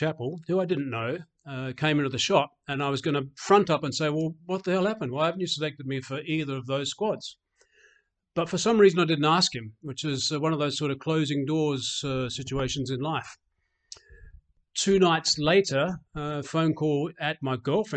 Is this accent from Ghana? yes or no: no; Adelaide, South Australia, Australia; I grew up in Adelaide, born in Adelaide, grew up in Glenelg